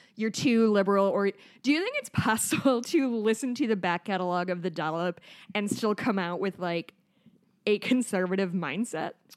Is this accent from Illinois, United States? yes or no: yes; Chicago, Illinois, United States; I'm from Chicago